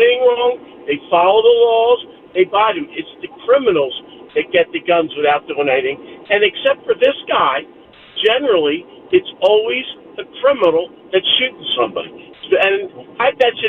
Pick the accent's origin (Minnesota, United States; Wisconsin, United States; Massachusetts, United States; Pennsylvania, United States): Pennsylvania, United States; Upper Darby; I grew up in Upper Darby